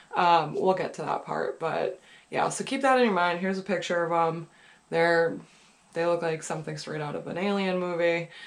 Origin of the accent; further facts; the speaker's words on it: New Hampshire, United States; I'm from New Hampshire, I'm from New England.